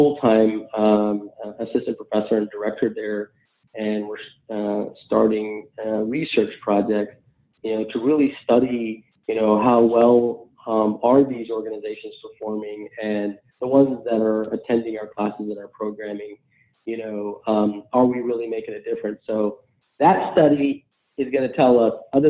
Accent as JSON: {"language": "English", "country": "United States", "said": "I'm an American Muslim first generation guy"}